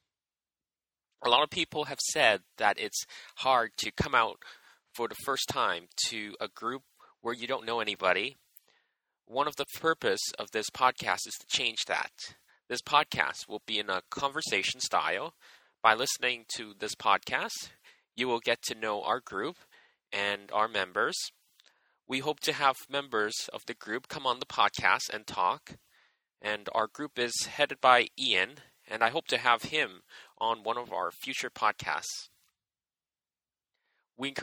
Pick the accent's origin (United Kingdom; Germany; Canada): Canada; Edmonton, Alberta; now in Vancouver, Canada; I grew up in Edmonton and moved around a bit before moving to Vancouver in 2007